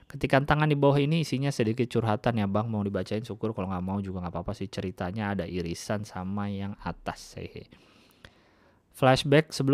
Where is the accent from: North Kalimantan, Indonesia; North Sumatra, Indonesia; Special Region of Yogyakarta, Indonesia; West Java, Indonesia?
Special Region of Yogyakarta, Indonesia; Yogyakarta; moved away; Oh iya, BTW saya merantau dari Jogja sejak 2016.